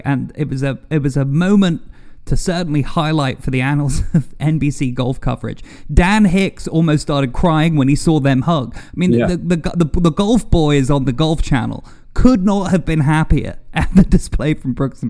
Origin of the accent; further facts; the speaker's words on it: United Kingdom; also born or lived in United States; because I'm British, I'm American, I have an affinity for British golfers, English golfers, European golfers